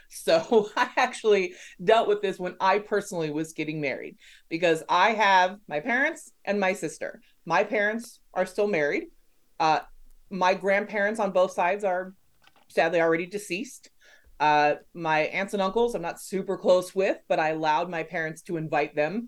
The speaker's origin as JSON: {"language": "English", "town": "Los Angeles", "region": "California", "country": "United States", "said": "I'm from Los Angeles"}